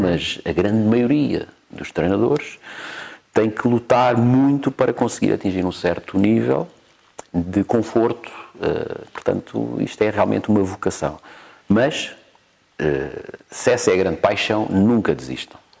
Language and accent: Portuguese; Cascais, Lisbon, Portugal; also born or lived in Mozambique; eu cresci em Cascais